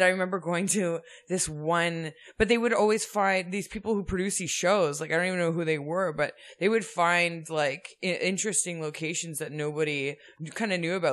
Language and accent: English; suburbs north of Toronto, Ontario, Canada; I grew up in the suburbs north of Toronto